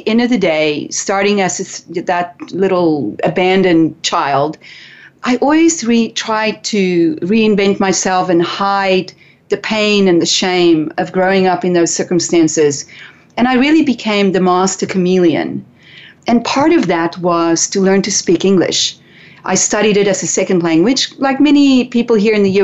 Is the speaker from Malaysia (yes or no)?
no; South Africa; growing up in South Africa, boarding schools were not for the rich and wealthy.